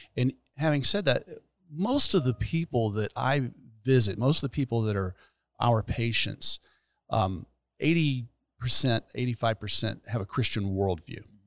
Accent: Gainesville, Florida, United States; also born or lived in Fort Worth, Texas; I was born and raised here

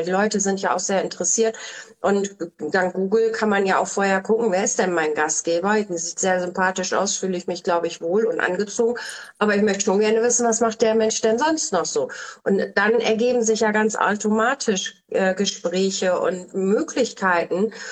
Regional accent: Bremen, Germany; born there; Ich komme ja aus Bremen gebürtig.

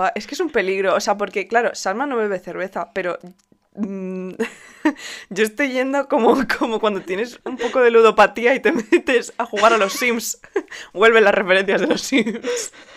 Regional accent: Spain; como buenos españoles

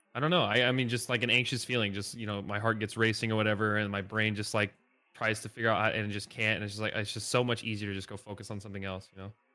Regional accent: Northeast Indiana, United States; moved away as an adult; now in Nashville, United States; I grew up in Northeast Indiana, pretty much the middle of nowhere, small town.

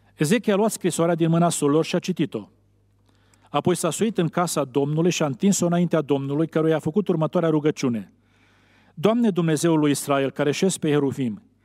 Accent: Romania; Noi românii

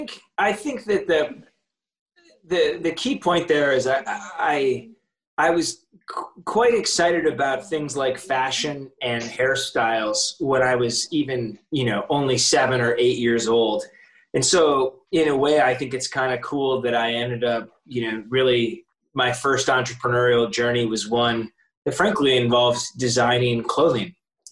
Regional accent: Ann Arbor, Michigan, United States; moved away as an adult; also born or lived in Princeton, New Jersey; I was born and raised in Ann Arbor, Michigan.

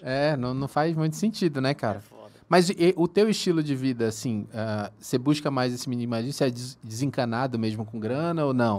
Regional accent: Manaus, Amazonas, Brazil; also born or lived in São Paulo; now in Uberlândia, Brazil; Eu sou de Manaus, cara. Mas já morei em São Paulo também

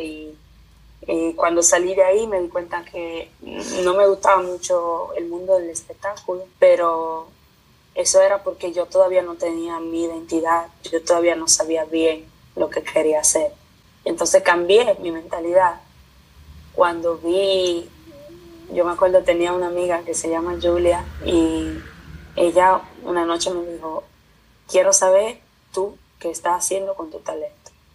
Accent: Italy; also born or lived in Dominican Republic; estoy aquí en Italia, aprendí el idioma, aprendí la cultura, todos mis, mis amigos son italianos

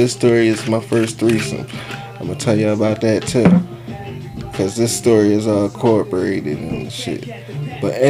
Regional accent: Philadelphia, Pennsylvania, United States; now in Atlanta, United States; from Southwest Philly

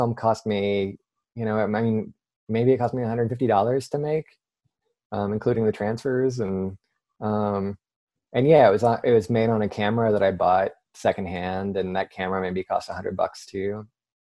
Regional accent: South Carolina, United States; moved away as an adult; also born or lived in Philadelphia, Pennsylvania / Amherst, Massachusetts / Paris, France / Durham, North Carolina; I was born in Philadelphia, but I moved to South Carolina when I was 7. Spent 10 years there

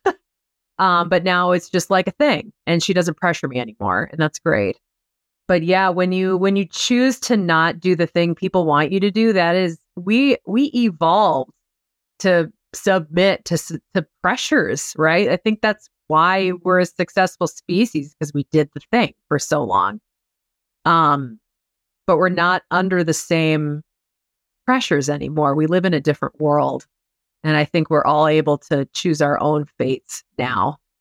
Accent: Iowa, United States; moved away; I'm from Iowa

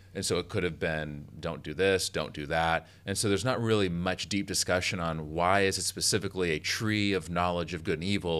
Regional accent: United States; as American English speaking person

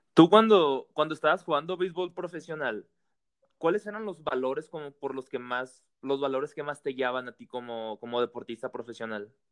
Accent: Hermosillo, Sonora, Mexico; Yo soy de Hermosillo

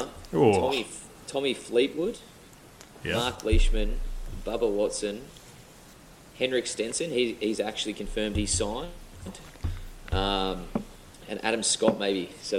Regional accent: Australia; as an Aussie

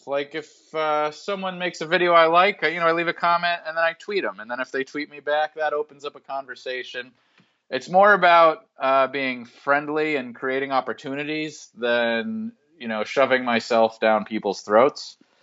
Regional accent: Massachusetts, United States; I grew up in Massachusetts

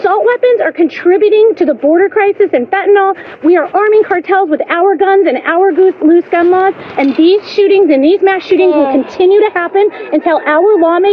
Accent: Highland Park, Illinois, United States; I'm from Highland Park

